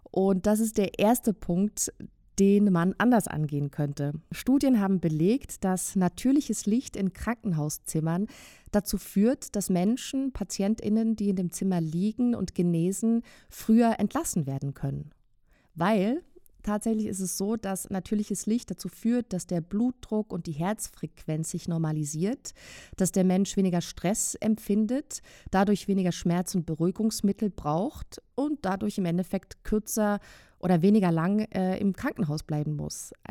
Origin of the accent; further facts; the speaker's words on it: Switzerland; Ich bin in einem Gebiet aufgewachsen in der Schweiz, was früher ja sehr sumpfig war.